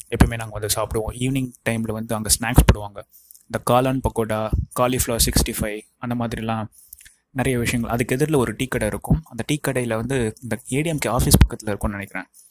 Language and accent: Tamil; Tiruvannamalai, Tamil Nadu, India; என்னுடைய சொந்த ஊர் திருவண்ணாமலையிலும் வந்திருக்கேன்